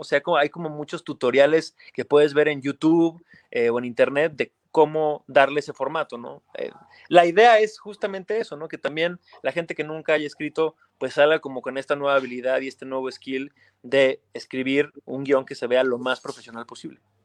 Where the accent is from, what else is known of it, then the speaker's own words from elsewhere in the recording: Aguascalientes, Mexico; moved away as an adult; now in Mexico City, Mexico; Yo soy de Aguascalientes, ¿no? Ya tengo casi 20 años viviendo en la Ciudad de México